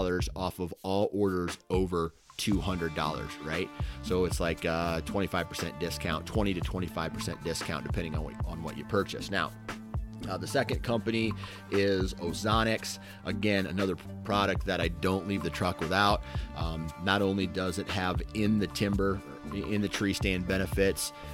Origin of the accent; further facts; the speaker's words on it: Iowa, United States; I'm from Iowa